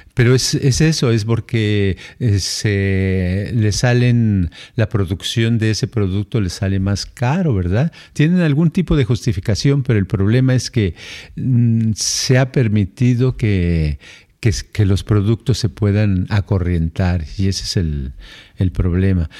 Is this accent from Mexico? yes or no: yes; Mexico City, Mexico; moved away; cuando tenía yo, creo que tenía yo unos siete a ocho años, y nos fuimos de la Ciudad de México a, Jalisco